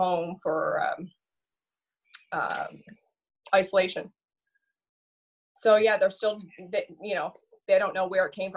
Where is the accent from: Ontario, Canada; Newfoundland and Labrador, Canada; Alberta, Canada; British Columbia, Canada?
Newfoundland and Labrador, Canada; St. Lawrence; also born or lived in St. John's / Paradise; now in Burin, Canada; came back to my roots. I'm from St. Lawrence originally.